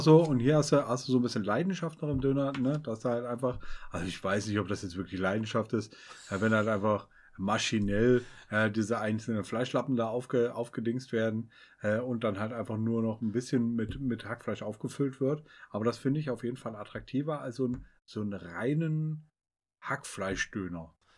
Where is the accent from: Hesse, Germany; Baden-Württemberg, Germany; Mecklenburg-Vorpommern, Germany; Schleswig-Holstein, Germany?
Hesse, Germany; Northern; wir kommen doch aus Nordhessen.